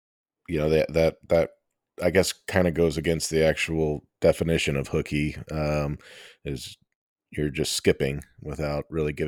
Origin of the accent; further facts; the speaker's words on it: Texas, United States; now in Miami, United States; my hometown baseball team, the Texas Rangers, had just finished a day game. I mean, it was mid-afternoon here in Miami playing the Marlins.